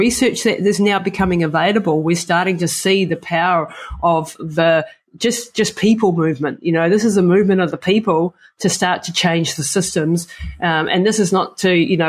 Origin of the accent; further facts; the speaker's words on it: New Zealand; I come from the Maori culture in New Zealand